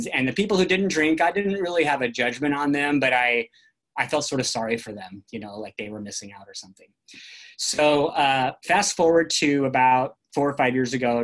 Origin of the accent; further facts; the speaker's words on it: California, United States; I grew up in the National Forest in California